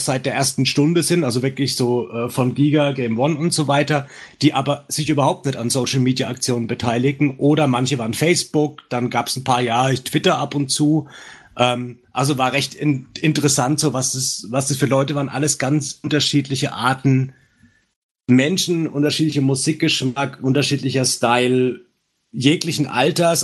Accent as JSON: {"language": "German", "area": "Franconia", "region": "Bavaria", "country": "Germany", "accent": "Franconian", "said": "mein dämlicher fränkischer Dialekt"}